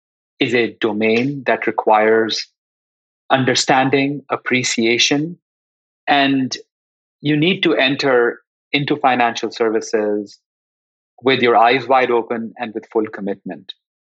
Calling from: Los Altos, California, United States; I'm joining you from, I guess, sunny Los Altos in the San Francisco Bay Area

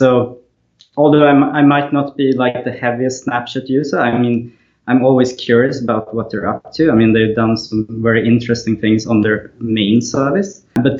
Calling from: Malmö, Skåne, Sweden; So I'm in Malmö, Sweden, which is on the southern part, very close to Copenhagen

